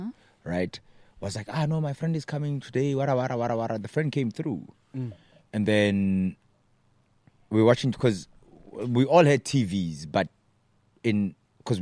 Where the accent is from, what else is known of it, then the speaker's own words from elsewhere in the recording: South Africa; moved away; also born or lived in Johannesburg; I'm from Porch, Fijonskroon, like small towns